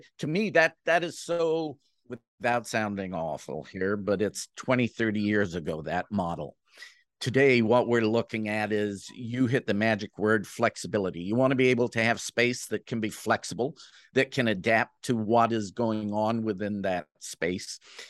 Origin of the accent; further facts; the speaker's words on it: Jamaica; now in Canada; You know, I'm Jamaican who lives in Canada, spends most of its time in the U.S. and has a British passport.